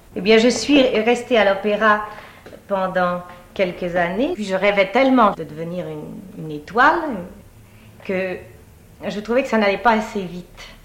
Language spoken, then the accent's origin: French; Paris, Île-de-France, France; je suis née à Paris